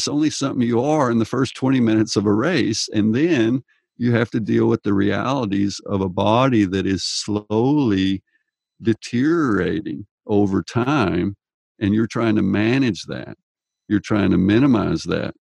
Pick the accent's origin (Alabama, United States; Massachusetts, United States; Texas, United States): Texas, United States; I grew up in Texas